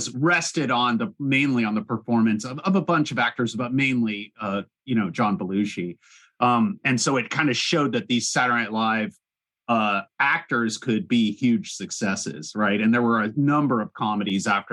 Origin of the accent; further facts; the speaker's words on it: Orange County, California, United States; I grew up in Orange County